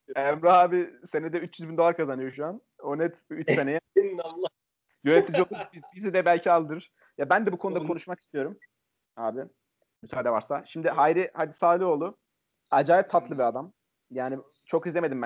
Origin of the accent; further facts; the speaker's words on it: Çaykara, Trabzon, Turkey; Ben Şurluyum